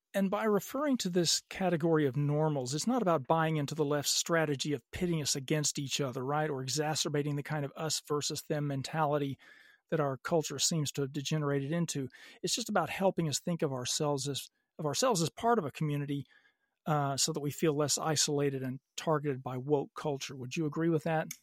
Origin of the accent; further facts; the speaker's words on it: Little Rock, Arkansas, United States; moved away as an adult; also born or lived in California; now in Los Angeles, United States; I grew up in Little Rock, Arkansas